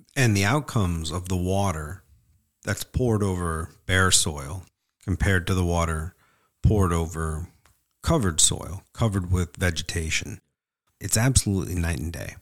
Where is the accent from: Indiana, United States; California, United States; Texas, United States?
Indiana, United States; Northwest; Where I grew up in Northwest Indiana